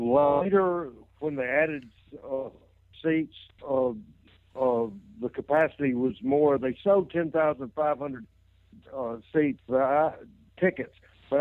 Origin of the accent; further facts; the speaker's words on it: Jonesboro, Arkansas, United States; in Jonesboro, my hometown